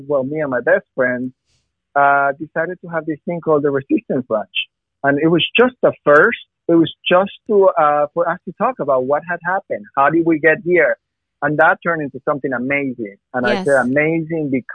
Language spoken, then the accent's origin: English; Ecuador; now in United States; I am from Ecuador